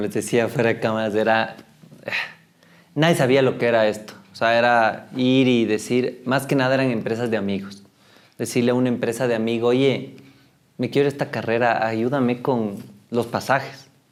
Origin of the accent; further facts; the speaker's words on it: Ecuador; Y eso creo que todavía nos falta como ecuatorianos